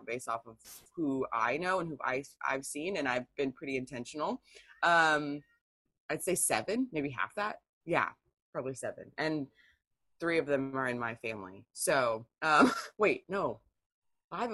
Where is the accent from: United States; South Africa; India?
United States; Tacoma, Washington; also born or lived in San Diego, California; now in North Central Washington, United States; I grew up in San Diego and Tacoma